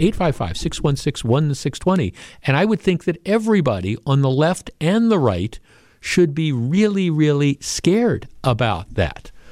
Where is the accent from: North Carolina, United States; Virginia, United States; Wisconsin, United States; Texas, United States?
Wisconsin, United States; Glendale; I grew up here, right? I grew up in Glendale